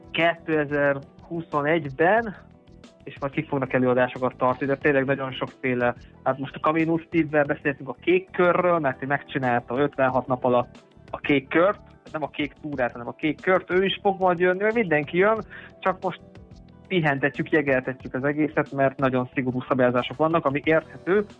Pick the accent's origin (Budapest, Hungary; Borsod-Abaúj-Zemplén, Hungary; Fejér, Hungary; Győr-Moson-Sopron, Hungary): Borsod-Abaúj-Zemplén, Hungary; Mezőkövesd; moved away as an adult; also born or lived in Nyíregyháza / Eger; now in Vienna, Austria; Én amúgy mezőkövesden születtem, oda is költöztem vissza a főiskola után.